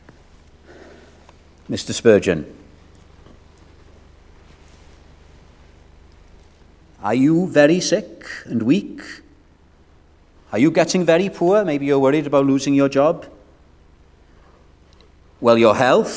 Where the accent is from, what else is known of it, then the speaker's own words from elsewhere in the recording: Wales, United Kingdom; I'm a Welshman